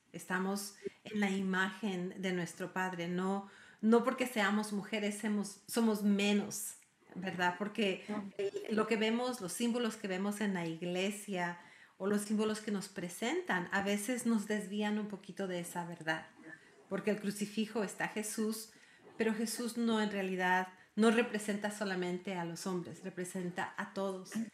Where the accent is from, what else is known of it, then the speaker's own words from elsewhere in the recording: Ecuador; now in United States; yo soy ecuatoriana y mi padre era argentino y vivo en los Estados Unidos